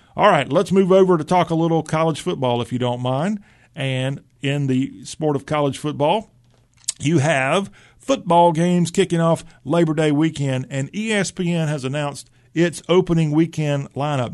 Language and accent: English; South Carolina, United States; I grew up in South Carolina. I'm a proud South Carolinian.